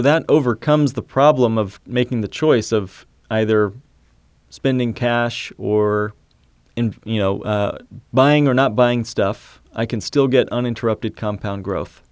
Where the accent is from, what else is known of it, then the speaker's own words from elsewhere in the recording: Indiana, United States; I grew up in Indiana